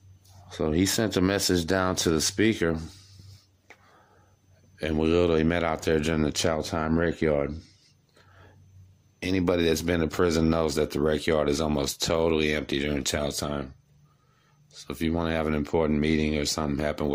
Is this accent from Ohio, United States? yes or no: no; Galveston, Texas, United States; I am from Galveston